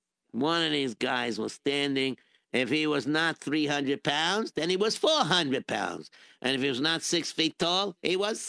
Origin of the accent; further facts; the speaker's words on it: Israel; born there; I'm Jewish and I was born in Israel.